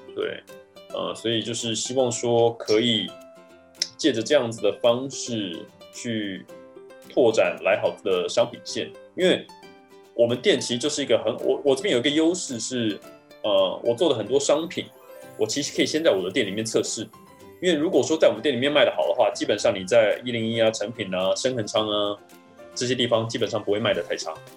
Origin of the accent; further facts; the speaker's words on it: Taiwan; 我们台湾人